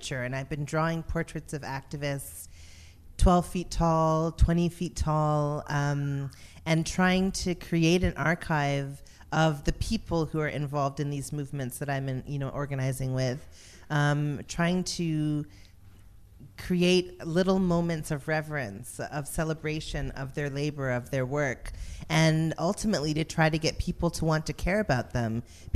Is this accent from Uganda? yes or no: no; Toronto, Ontario, Canada; also born or lived in Montreal / Memphis, Tennessee / Vancouver; I would say Toronto. I would say Weston.